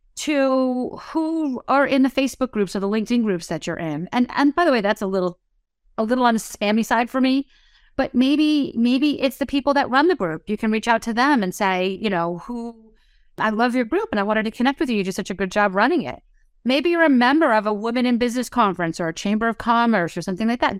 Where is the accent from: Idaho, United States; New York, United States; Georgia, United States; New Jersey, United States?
New Jersey, United States; I'm from New Jersey.